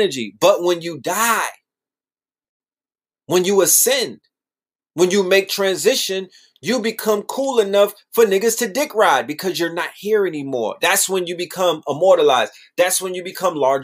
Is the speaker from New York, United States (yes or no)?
yes; New York City, New York, United States; I'm from Brooklyn